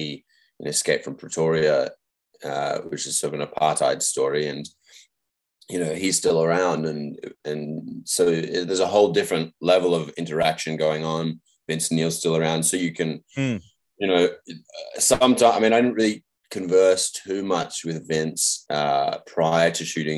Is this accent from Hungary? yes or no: no; Australia; we're Australian